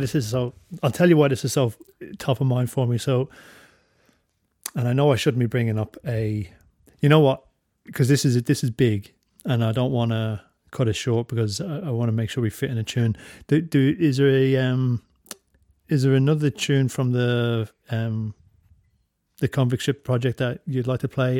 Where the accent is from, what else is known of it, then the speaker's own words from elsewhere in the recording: Drogheda, Leinster, Ireland; now in Australia; I'm from Drogheda